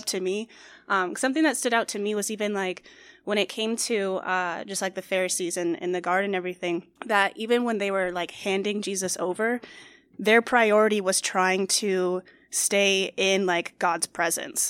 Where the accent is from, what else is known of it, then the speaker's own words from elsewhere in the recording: Phoenix, Arizona, United States; I am born and raised in Phoenix